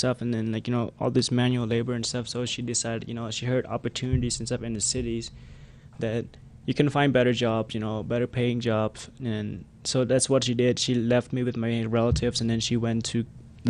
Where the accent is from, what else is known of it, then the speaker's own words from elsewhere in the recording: Cambodia; English is a second language; at a very young age, my parents divorced, and then it was very hard because we are coming from the Khmer Rouge regime